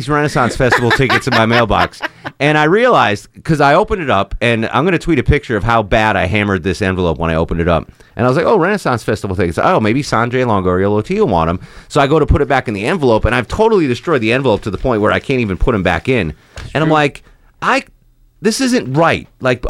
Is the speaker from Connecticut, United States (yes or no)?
yes; Connecticut, United States; So we're all raised in different backgrounds. I grew up in Connecticut.